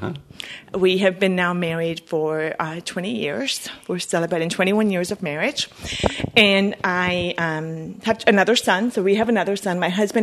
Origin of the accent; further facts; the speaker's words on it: Bolivia; also born or lived in United States; So, I guess I will start with, I'm from Bolivia, South America, and I have lived between both countries my whole life. I am bilingual. I speak Spanish and English.